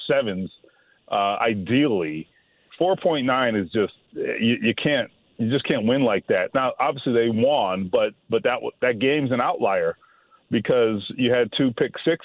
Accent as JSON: {"language": "English", "region": "South Florida", "country": "United States", "tie": "born or raised there", "said": "growing up in South Florida"}